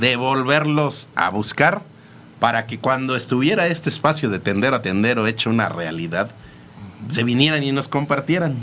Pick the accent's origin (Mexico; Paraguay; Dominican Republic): Mexico; como mexicanos somos súper cordiales